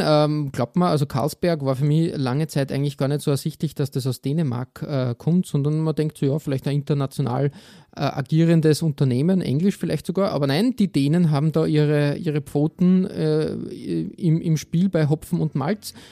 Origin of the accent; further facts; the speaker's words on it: Austria; als Österreicher